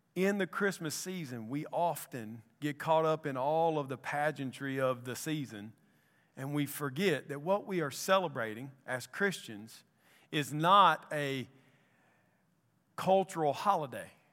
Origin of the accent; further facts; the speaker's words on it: Columbus, Mississippi, United States; now in Anniston, United States; I'm from Columbus, Mississippi.